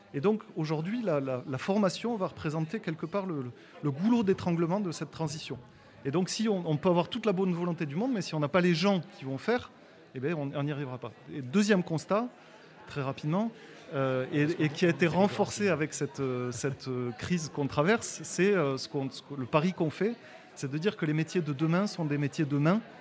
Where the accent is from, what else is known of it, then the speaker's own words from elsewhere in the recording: Toulouse, Occitania, France; je suis originaire de Toulouse, comme mon, accent le, montre et le démontre